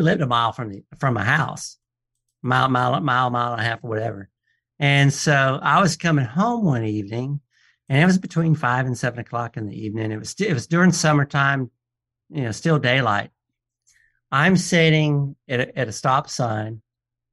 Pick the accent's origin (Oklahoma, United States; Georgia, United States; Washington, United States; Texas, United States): Georgia, United States; Atlanta; my hometown, out of Atlanta, Georgia